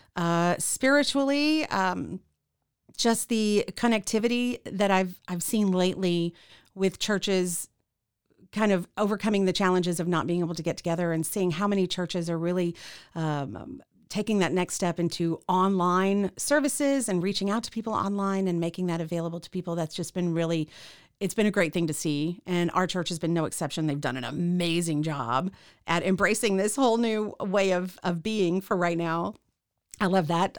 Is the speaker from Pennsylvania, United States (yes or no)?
no; Central Texas, United States; also born or lived in Kansas City, Missouri / Killeen / Harker Heights / Temple; We moved to Central Texas. Uh, we, I, uh, ended up living in Killeen Harker Heights, uh, until I was about twelve. We moved to Temple